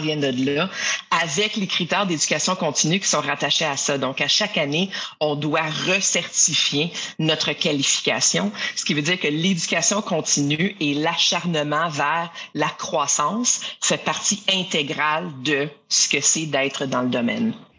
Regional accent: Ottawa, Ontario, Canada; also born or lived in Quebec; je suis d'ailleurs une franco-ontarienne qu'on appelle ça, donc quelqu'un qui est né dans la, capitale euh, d'Ottawa au Canada.

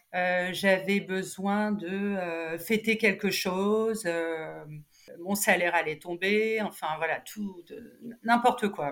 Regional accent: Cannes, Provence-Alpes-Côte d'Azur, France; moved away as an adult; also born or lived in Nice; now in Paris, France; je, suis canoise

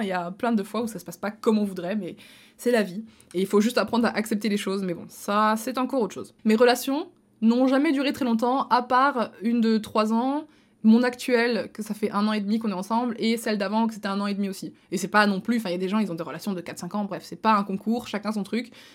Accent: Belgium; also born or lived in near Luxembourg (Belgian side), lived at age 14; je suis belge

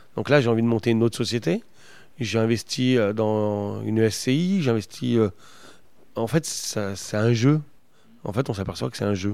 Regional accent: the Nord, Hauts-de-France, France; chez nous dans le Nord

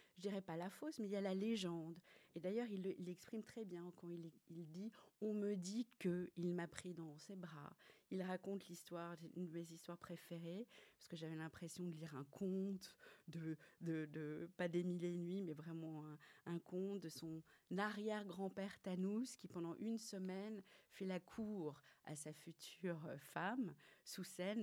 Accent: Paris, Île-de-France, France; moved away as an adult; now in Brussels, Belgium; je suis française, je suis née à Paris.

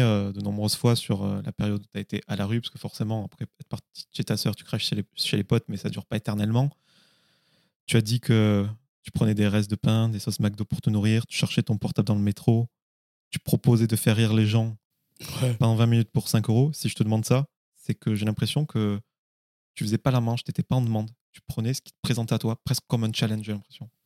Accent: Carcassonne, Occitania, France; je suis de Carcassonne entre Toulouse et ah Montpellier

